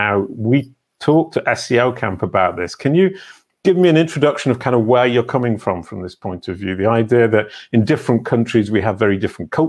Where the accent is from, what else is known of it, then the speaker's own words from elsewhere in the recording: England, United Kingdom; moved away as an adult; now in France; I'm English by birth, brought up in the UK, never really thought about other languages beyond the fact that I had to do French at school.